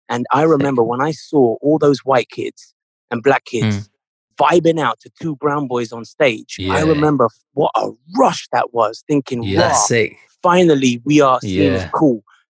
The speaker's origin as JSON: {"language": "English", "country": "United Kingdom", "said": "because yes, I'm British, and because of that, I was, you know, influenced by a lot of things in mainstream culture like R&B and hip hop, but also growing up in an Indian household"}